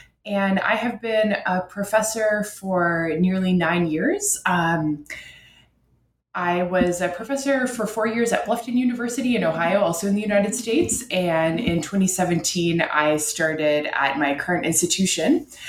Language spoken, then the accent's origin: English; Ottawa, Ontario, Canada; religion is different there than it is in my home in Canada. I'm from Ottawa, Canada's capital.